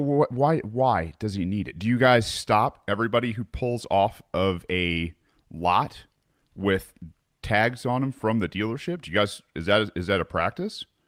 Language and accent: English; United States; as a child growing up in America